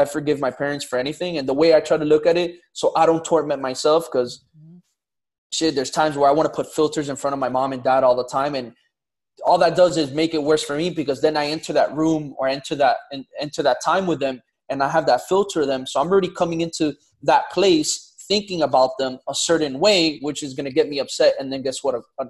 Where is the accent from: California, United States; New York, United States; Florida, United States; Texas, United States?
Florida, United States; Miami; born and raised in Miami. So Miami native, 305.